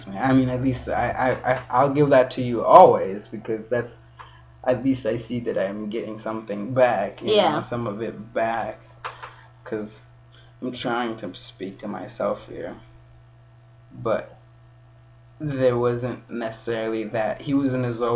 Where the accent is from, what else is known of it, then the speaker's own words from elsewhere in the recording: Kenya; moved away; being raised in Kenya, and it's also part me being who I am, and it's part being raised here as a Kenyan